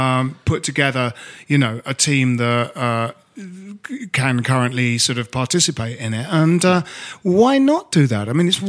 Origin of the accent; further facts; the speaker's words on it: Bromley, London, United Kingdom; Jim and I grew up in Bromley